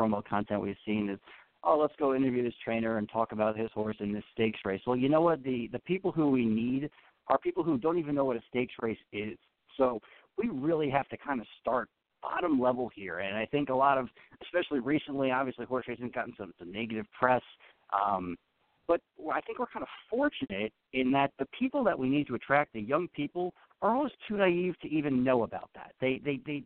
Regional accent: Long Island, New York, United States; I grew up on Long Island saltwater fishing

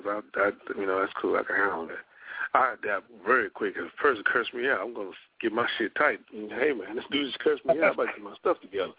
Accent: Louisiana, United States; now in Seattle, United States; No, he's originally from Chicago, and I'm originally from Louisiana.

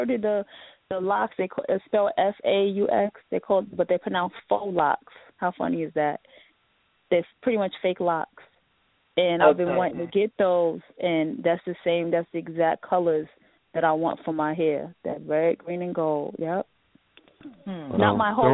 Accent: Sanford, North Carolina, United States; now in New York, United States; I'm from Sanford, if you ever heard of Sanford. I'm from a small town

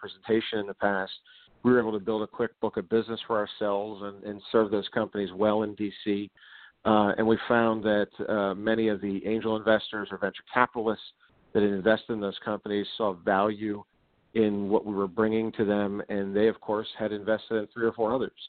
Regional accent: Pittsburgh, Pennsylvania, United States; I'm from Pittsburgh

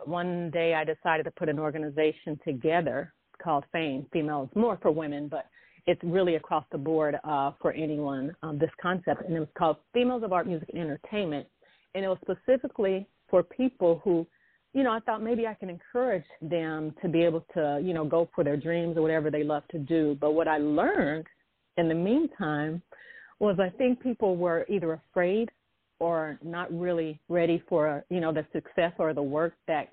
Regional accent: Kansas City, United States; I'm originally from Kansas City and grew up in the church with gospel music and also classical.

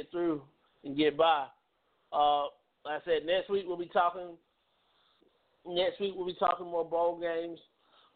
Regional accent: Valley, Alabama, United States; the Valley area, the area that I'm from. Not far from Columbus. Not far from Atlanta. I'm not far from Montgomery.

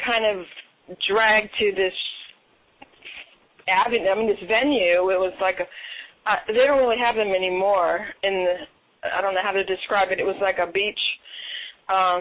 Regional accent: Baltimore, Maryland, United States; moved away; also born or lived in Detroit; I was born in Baltimore, but raised by Detroit, and went to school in Baltimore.

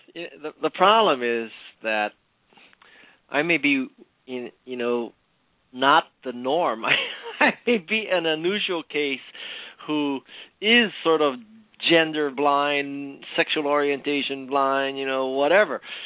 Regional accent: Hawaii, United States; I was born and raised in Hawaii

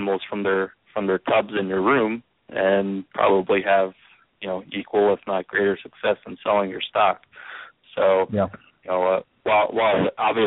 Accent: Pennsylvania, United States; I'm from Pennsylvania

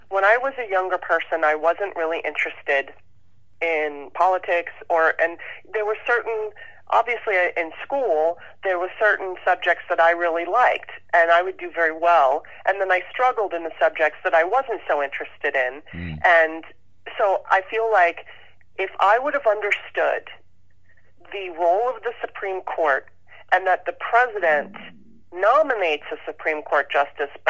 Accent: Southern California, United States; also born or lived in Baltimore, Maryland; I grew up in Southern California and went to public school

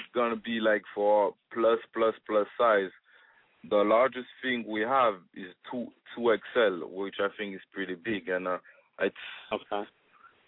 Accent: Gabon; also born or lived in France; now in United States; I was born and raised in Gabon, Africa

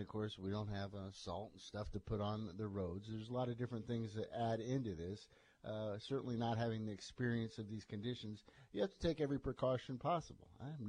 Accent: Iowa, United States; now in Louisiana, United States; growing up in Iowa

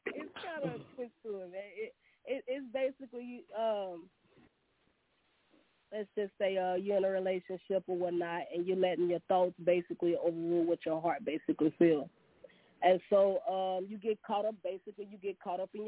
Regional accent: Monroe, Louisiana, United States; I'm from Monroe, Louisiana.

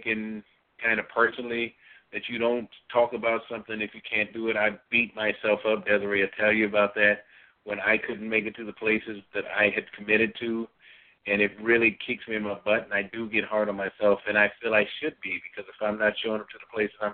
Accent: Bradley, Illinois, United States; Bradley, Illinois, my hometown, close to where I was raised up.

